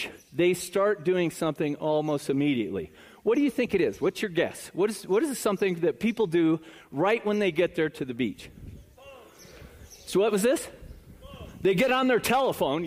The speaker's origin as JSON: {"language": "English", "town": "South Bend", "region": "Indiana", "country": "United States", "tie": "born or raised there", "also_born_or_lived": "Chicago", "moved": "yes", "lives_now": "Florida, United States", "said": "I was born in Chicago, raised in northern Indiana in South Bend, lived here for almost 25 years, and have just been in Florida for like a year and a half"}